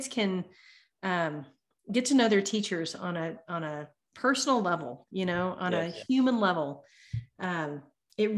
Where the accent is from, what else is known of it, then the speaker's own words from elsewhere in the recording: Tyler, Texas, United States; I grew up in Tyler in Texas